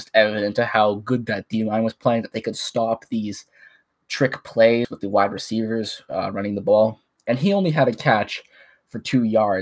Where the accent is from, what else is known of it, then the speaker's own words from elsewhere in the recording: Canada; my home country of Canada